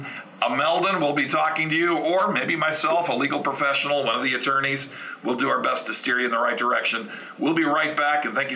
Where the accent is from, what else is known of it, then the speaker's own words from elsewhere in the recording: South Florida, United States; moved away; I'm originally from South Florida